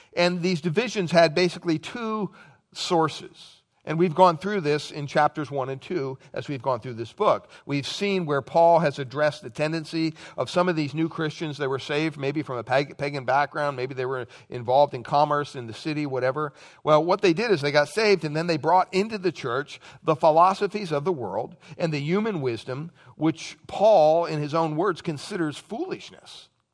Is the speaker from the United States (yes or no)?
yes; Pennsylvania, United States; moved away; childhood memories growing up in Pennsylvania